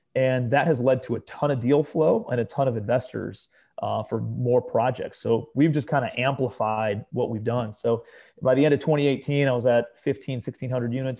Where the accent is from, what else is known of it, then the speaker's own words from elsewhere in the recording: Cleveland, Ohio, United States; moved away as an adult; also born or lived in New York City; I'm a kid from Cleveland, Ohio, right? Grew up in a blue-collar suburb of Cleveland